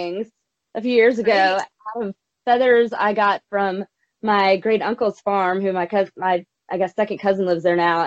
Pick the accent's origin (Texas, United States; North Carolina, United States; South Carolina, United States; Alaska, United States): South Carolina, United States; now in Nashville, United States; I'm from South Carolina originally